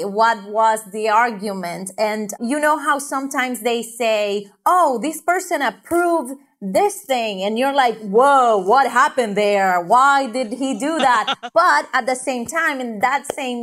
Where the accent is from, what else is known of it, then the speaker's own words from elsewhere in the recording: Honduras; now in United States; I'm from Honduras.